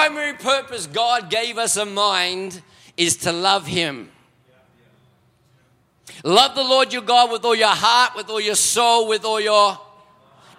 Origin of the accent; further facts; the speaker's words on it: Auckland, New Zealand; moved away as an adult; now in Melbourne, Australia; I am a Kiwi, born and bred for 20 years up in South Auckland